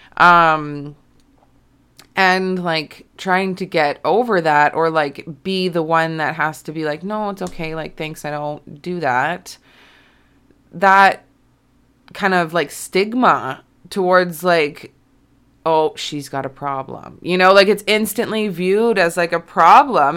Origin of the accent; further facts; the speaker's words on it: Alberta, Canada; moved away as an adult; also born or lived in Kelowna, British Columbia; when I moved away from my hometown, like, I'm, I'm not, like, from a town, I guess I'm from a city. Um, but I'm, you know, I'm from, like, Alberta